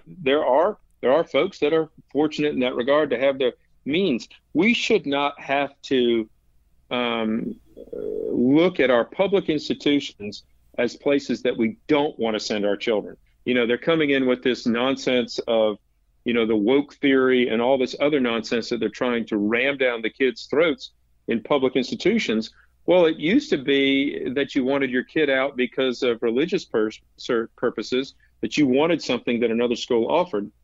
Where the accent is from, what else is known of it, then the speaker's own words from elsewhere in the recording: Raleigh, North Carolina, United States; when I grew up in Raleigh